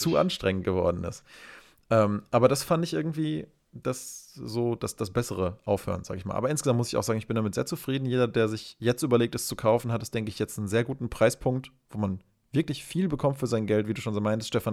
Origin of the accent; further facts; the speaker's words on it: Germany; bei uns in Deutschland